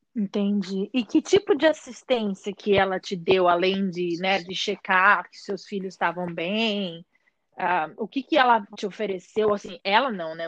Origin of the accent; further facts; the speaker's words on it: Brazil; moved away; a gente vem do Brasil